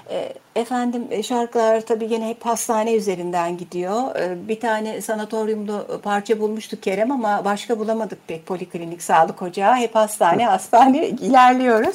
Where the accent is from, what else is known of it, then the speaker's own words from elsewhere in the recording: Istanbul, Turkey; Zeynep Kamil var. E, benim doğduğum hastane